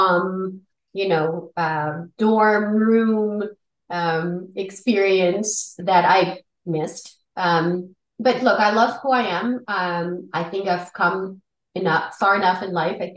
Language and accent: English; Siberia, Russia; moved away; I grew up in the former Soviet Union in Siberia, in the capital of Siberia